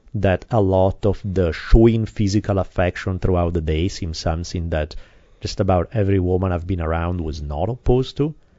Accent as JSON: {"language": "English", "country": "Italy", "tie": "born or raised there", "moved": "yes", "lives_now": "United States", "said": "I come from Italy. I grew up in a very different kind of environment"}